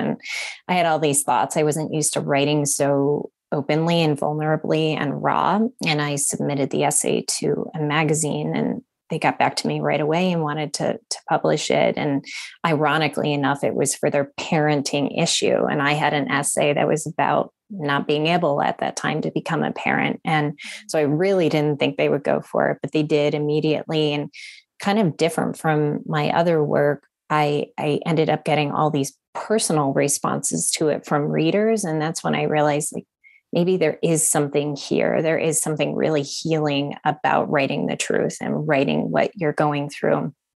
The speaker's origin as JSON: {"language": "English", "town": "Honolulu", "region": "Hawaii", "country": "United States", "tie": "born there", "said": "So I was born in Honolulu near the military base there."}